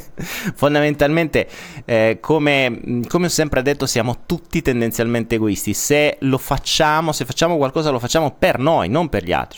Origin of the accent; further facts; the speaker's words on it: Apulia, Italy; accent: Apulian; sono pugliese